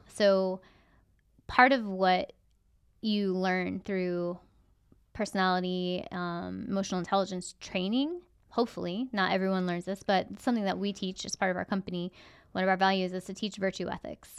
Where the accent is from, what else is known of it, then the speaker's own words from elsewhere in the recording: United States; as an American